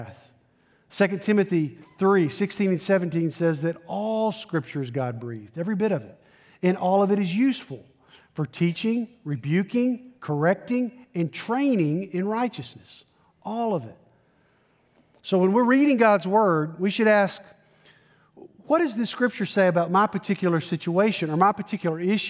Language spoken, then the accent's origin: English; Tennessee, United States; I'm from Tennessee, proud product of the Tennessee public school system